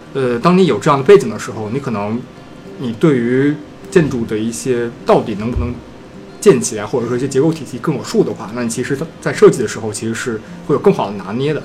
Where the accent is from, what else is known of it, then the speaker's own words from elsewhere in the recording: China; 我们中国人其实会比较有印象吧